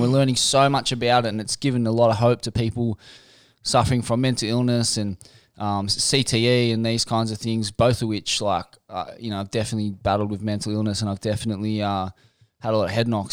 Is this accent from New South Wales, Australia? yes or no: yes; Sydney, New South Wales, Australia; Mum's from Forbes. I um, I was born in Sydney.